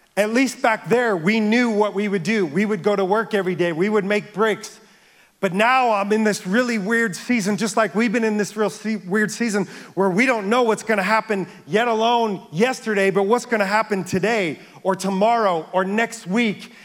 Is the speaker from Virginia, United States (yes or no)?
no; near the Bronx, New York, United States; I grew up near the Bronx